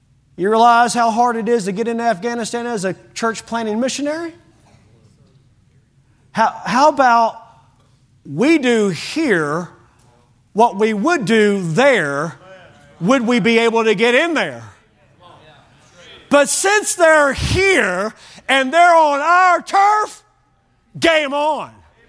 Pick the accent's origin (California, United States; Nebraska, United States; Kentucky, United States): Kentucky, United States; Bowling Green; My hometown, Bowling Green, Kentucky, is kind of known for immigration.